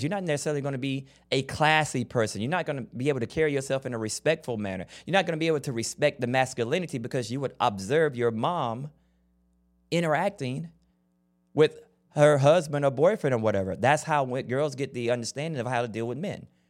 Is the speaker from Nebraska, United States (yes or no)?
no; Florida, United States; I grew up in Florida